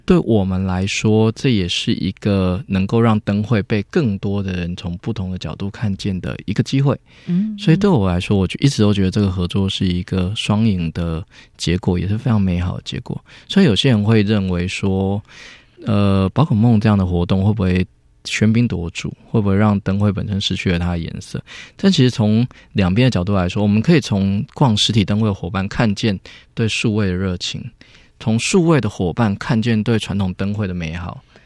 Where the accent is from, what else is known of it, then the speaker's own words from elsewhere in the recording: Chiayi County, Taiwan; moved away as an adult; 我我也是嘉义人，我们回嘉义其实也是想为家乡做一点事情